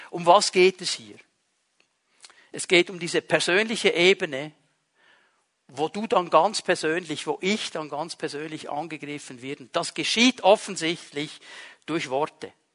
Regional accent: Switzerland; Wir sind Schweizer Bürger

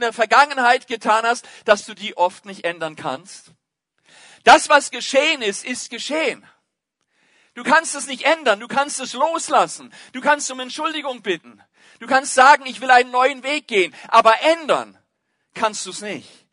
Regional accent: Germany; bei uns in Deutschland, da ist Fußball immer noch König

